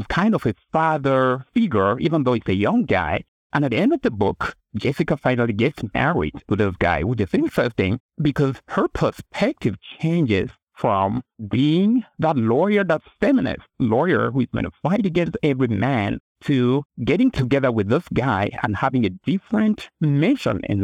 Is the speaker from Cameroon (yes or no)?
yes; Cameroon; English is a second language; now in United States; I grew up in Cameroon in West Africa, and I just learned English in school, and my first language is a different language